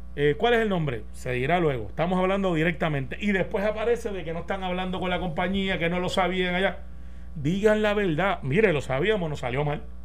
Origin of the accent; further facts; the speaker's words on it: Puerto Rico; los puertorriqueños somos así